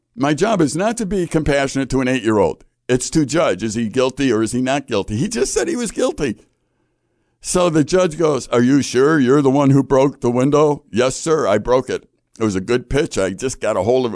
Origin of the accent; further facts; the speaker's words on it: Chicago, Illinois, United States; I, I grew up in Chicago